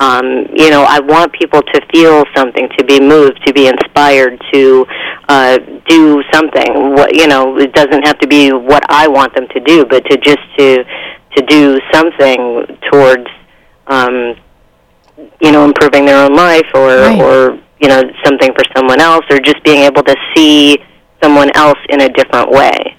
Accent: East Coast, United States; moved away as an adult; I'm originally from the East Coast

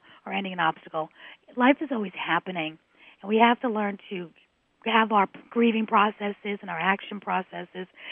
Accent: New York City, New York, United States; I was born and raised in New York City.

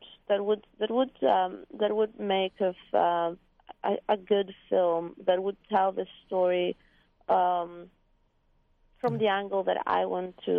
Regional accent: Athens, Attica, Greece; now in San Francisco Bay Area, United States; I'm originally from Greece, mm-hmm. from Athens, and I live in the San Francisco Bay Area

